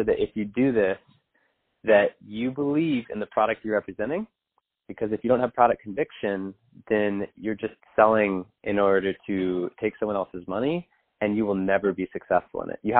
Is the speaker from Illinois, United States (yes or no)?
no; San Diego, California, United States; I grew up in Southern California in San Diego